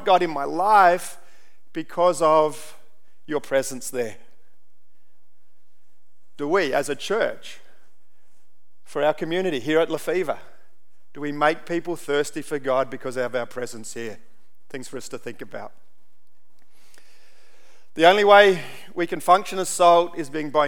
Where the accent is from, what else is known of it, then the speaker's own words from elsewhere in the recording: Central Australia, Australia; also born or lived in Papua New Guinea; growing up in Central Australia